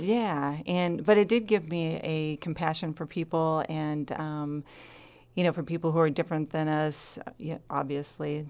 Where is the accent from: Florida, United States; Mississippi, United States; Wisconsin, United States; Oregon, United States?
Oregon, United States; Rogue River; I was born in Southern Oregon and raised here.